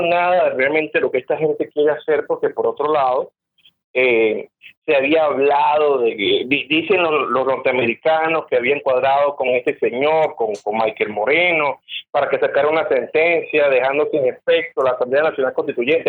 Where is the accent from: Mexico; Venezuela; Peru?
Venezuela; como venezolano